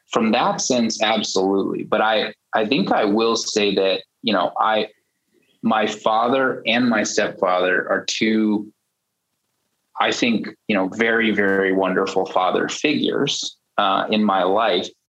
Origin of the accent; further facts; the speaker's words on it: United States; also born or lived in China; I am culturally American, you know, born and raised, and my parents were born and raised in the US too